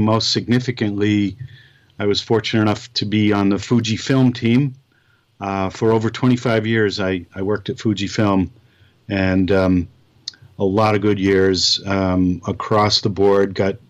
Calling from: Connecticut, United States; I'm actually calling right from my home here in Connecticut.

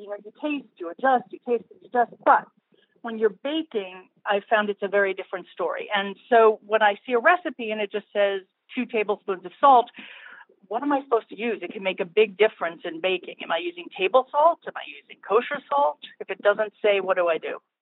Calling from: Los Angeles, California, United States; I am calling from Los Angeles

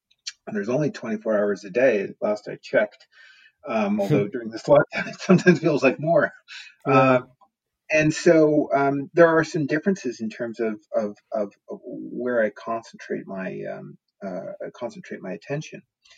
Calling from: Portland, Oregon, United States; I am here live from Portland, Oregon, where I've been in lockdown for, well, about the same time as you all have in the UK.

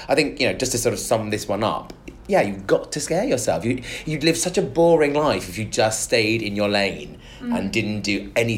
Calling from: Nigeria; although I'm currently not in the UK, I'm listening from Nigeria and consider myself to be your biggest Nigerian fan.

